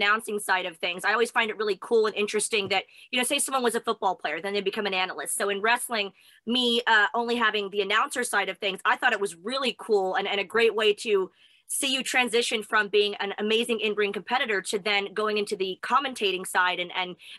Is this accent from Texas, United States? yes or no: yes; El Paso, Texas, United States; I was born in El Paso